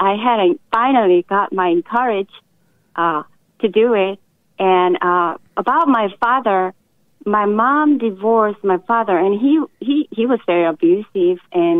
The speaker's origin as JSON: {"language": "English", "country": "South Korea", "moved": "yes", "said": "I'm originally from South Korea."}